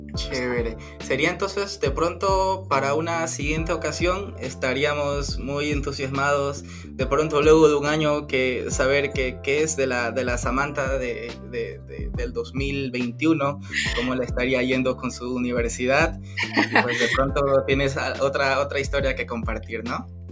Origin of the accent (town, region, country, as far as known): Ecuador; now in Germany